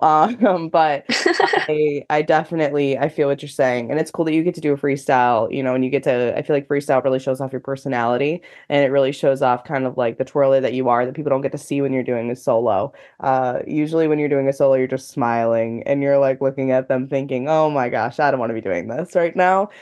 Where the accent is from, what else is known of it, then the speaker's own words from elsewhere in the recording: United States; i have personally never experienced a world championship in my home country